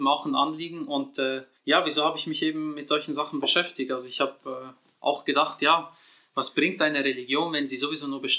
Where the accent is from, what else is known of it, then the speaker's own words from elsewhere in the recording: Switzerland; ich bin 87er Baujahr, in der Schweiz geboren und aufgewachsen.